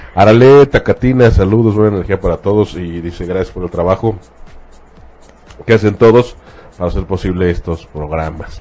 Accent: Mexico; en nuestro caso como mexicanos

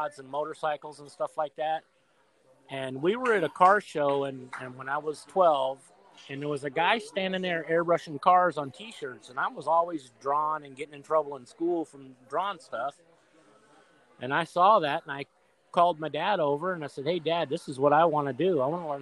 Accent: Phoenix, Arizona, United States; also born or lived in Tempe, Arizona / Florida; I was born in Tempe, Arizona, but I was raised in South Phoenix.

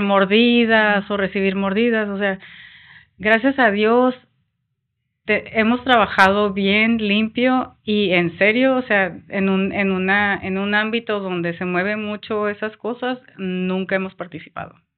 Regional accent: Mexico; yo siempre me creí muy mexicana, yo nací, y crecí en México

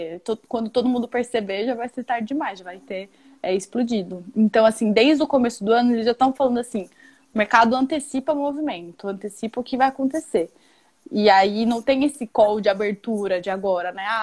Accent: Mato Grosso do Sul, Brazil; que eu sou de Mato Grosso do Sul.

